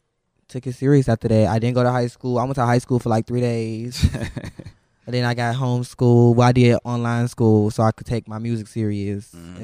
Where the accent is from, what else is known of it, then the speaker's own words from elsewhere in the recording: Chicago, Illinois, United States; Yeah, I'm from 79. I'm from the trenches.